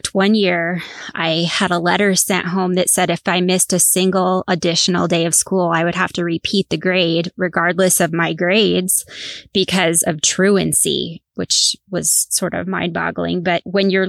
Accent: Northeast Coast, United States; I grew up on the Northeast Coast.

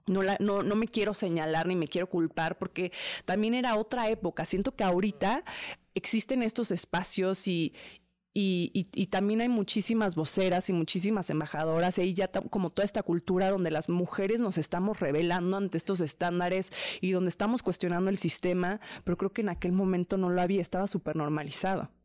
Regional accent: Mexico; soy mexicana

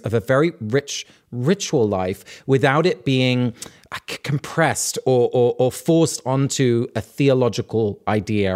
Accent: England, United Kingdom; growing up in England in this rural part of the country

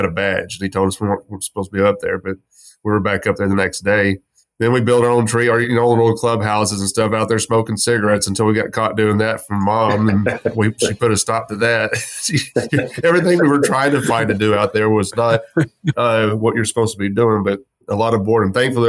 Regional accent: West Texas, United States; also born or lived in Grape Creek, Texas; I grew up in West Texas. Spent a lot of my very younger years.

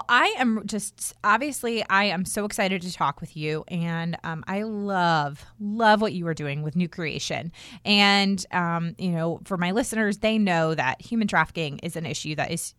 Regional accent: Herndon, Virginia, United States; now in North Carolina, United States; I was originally born and raised in Herndon, which is about 15 minutes outside of D.C.

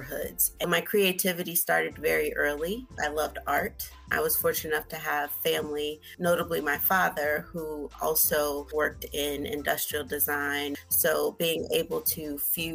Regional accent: Chicago, Illinois, United States; growing up in Chicago, I loved looking at the buildings

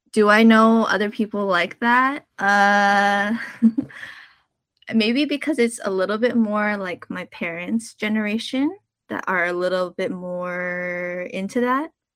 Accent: Southern California, United States; born or raised there

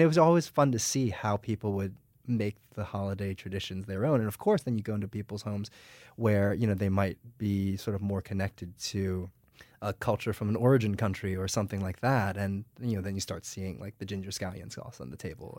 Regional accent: United States; I was born and raised in the United States

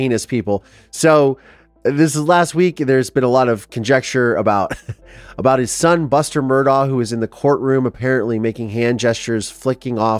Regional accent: Ohio, United States; I am from Ohio

